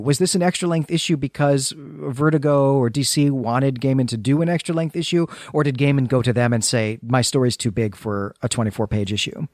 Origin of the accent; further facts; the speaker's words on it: United States; our identity as Americans